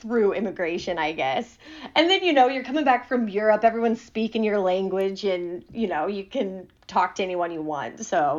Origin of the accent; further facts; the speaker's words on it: Des Moines, Iowa, United States; I was flying from Poland to Chicago and then Chicago to Des Moines, because that's where I'm from.